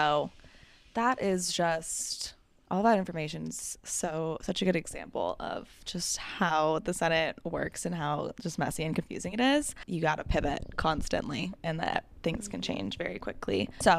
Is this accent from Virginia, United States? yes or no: yes; Virginia, United States; born there; I was born in Virginia.